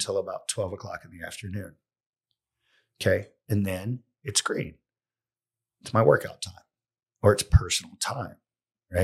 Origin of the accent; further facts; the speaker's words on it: Pontiac, South Carolina, United States; accent: country; also born or lived in San Francisco / Maui / Oregon / Columbia, South Carolina; I grew up in Pontiac, South Carolina